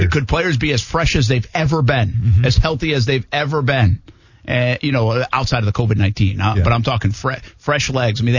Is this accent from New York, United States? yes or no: yes; Albany, New York, United States; moved away as an adult; I come from Albany, New York, you know, 12 years ago. And when I left, they were doing camp in, in Albany.